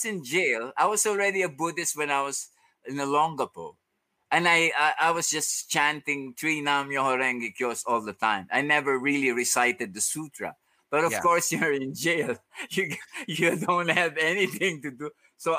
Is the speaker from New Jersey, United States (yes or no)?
no; Valhalla, New York, United States; Where I grew up in Valhalla, I always steal coins from my mom.